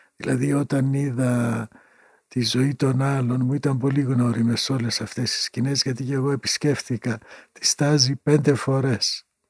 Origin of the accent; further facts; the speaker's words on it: Greece; also born or lived in Pieria (home village) / Berlin, Germany; από την Ελλάδα